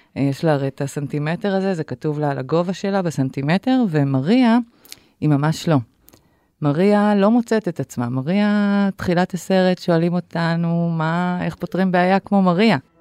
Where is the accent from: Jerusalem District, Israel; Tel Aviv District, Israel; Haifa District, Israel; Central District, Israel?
Haifa District, Israel; Haifa; אני גדלתי בחיפה של שנות ה-70 המאוחרות, 80 מוקדמות